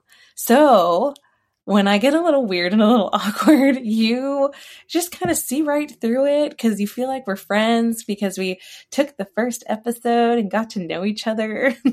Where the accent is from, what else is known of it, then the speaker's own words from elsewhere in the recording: Maryland, United States; also born or lived in Texas / Germany / New York; now in Virginia, United States; I live in Virginia. I haven't always lived in Virginia. I was raised in Maryland. I was born in Texas. I lived in Germany. I also lived in New York.